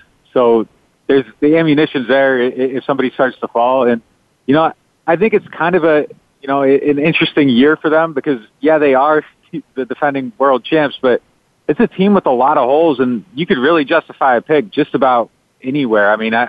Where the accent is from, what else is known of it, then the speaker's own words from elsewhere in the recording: Northeast, United States; I'm from the Northeast, so it's closer to home.